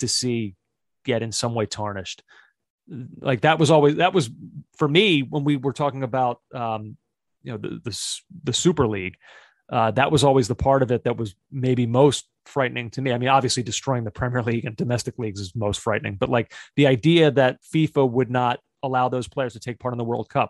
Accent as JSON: {"language": "English", "country": "United States", "said": "an American soccer fan"}